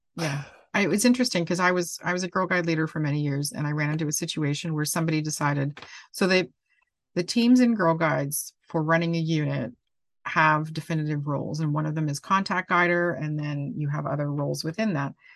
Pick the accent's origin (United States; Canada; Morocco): Canada; I'm Canadian